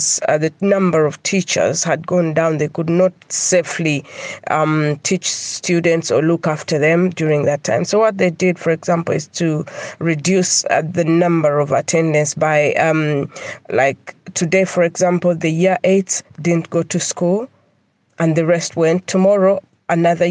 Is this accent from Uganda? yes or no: yes; Kampala, Central Region, Uganda; now in United Kingdom; I'm originally definitely from Uganda, Kampala